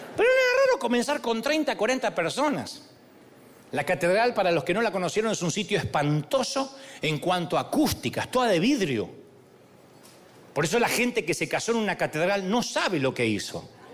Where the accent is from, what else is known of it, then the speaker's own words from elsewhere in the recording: Billinghurst, Buenos Aires Province, Argentina; Yo nací en Billinghurst.